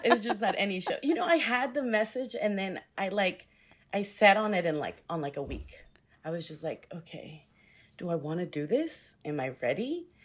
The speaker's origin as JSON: {"language": "English", "town": "Houston", "region": "Texas", "country": "United States", "tie": "born or raised there", "also_born_or_lived": "New York", "said": "born and raised in Houston"}